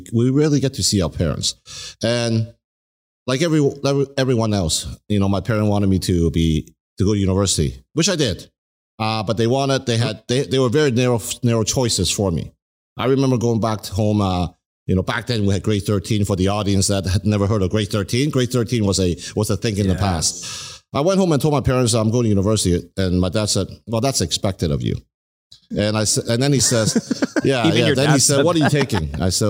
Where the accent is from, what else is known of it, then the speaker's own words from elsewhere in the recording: Canada; Keep in mind, I grew up in Canada, you know, I came here at an early age and I grew up